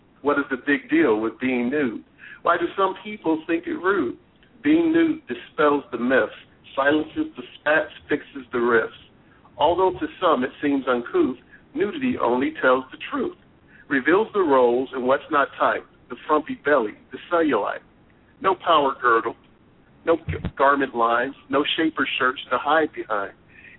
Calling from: Westerville, Ohio, United States; I'm calling from Westerville, Ohio.

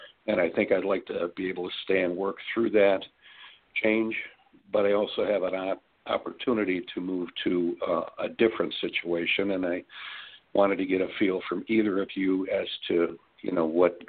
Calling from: Illinois, United States; from Illinois.

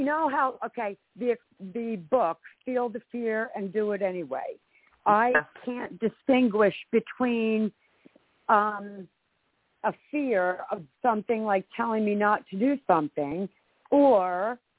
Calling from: Vero Beach, Florida, United States; I'm from Vero Beach, Florida.

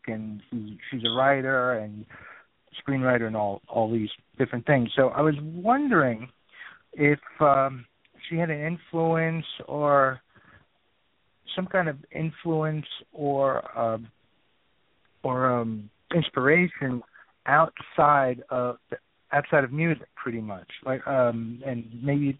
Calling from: New York City, New York, United States; I'm calling from Brooklyn

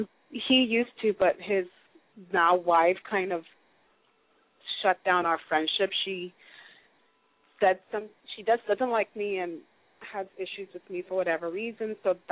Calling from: Los Angeles, California, United States; Hi, guys. … I'm calling from Los Angeles.

